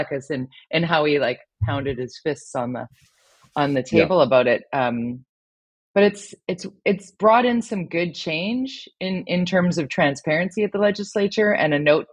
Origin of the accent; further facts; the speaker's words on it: Tsawwassen, British Columbia, Canada; I grew up in Tawasin and worked in Vancouver and commuted through that tunnel for years and years.